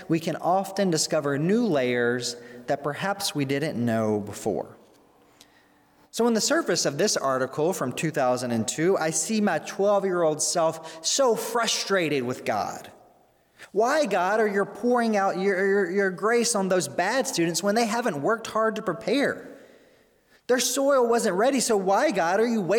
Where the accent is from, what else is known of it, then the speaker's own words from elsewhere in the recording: Mississippi, United States; now in Arlington Heights, United States; my hometown in Mississippi